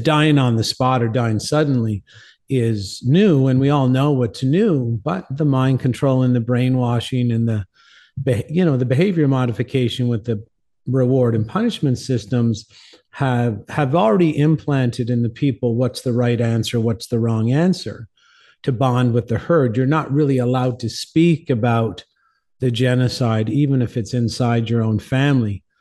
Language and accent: English; St. John's, Newfoundland and Labrador, Canada; also born or lived in Cornwall, Ontario / Mexico; now in New Mexico, United States; I'm from Saint John's, Newfoundland, originally in, uh, Canada.